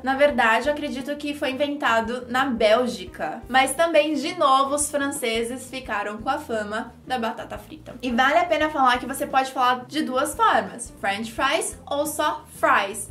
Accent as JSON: {"language": "Portuguese", "country": "Brazil", "said": "Sou brasileira"}